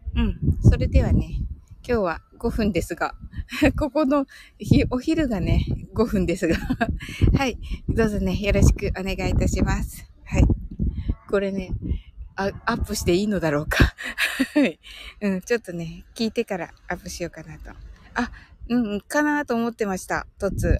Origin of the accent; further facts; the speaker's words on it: Kyushu, Japan; 私も九州人なんでね